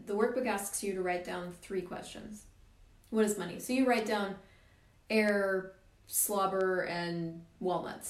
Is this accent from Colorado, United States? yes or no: yes; Colorado, United States; moved away as an adult; also born or lived in Missouri; now in Canada; I grew up in Missouri, right in the middle of the US, and then he got a great job in Colorado. So we moved the whole family